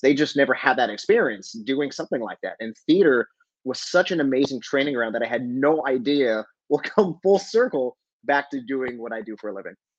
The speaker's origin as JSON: {"language": "English", "town": "Albuquerque", "region": "New Mexico", "country": "United States", "moved": "yes", "said": "I'm originally from Albuquerque"}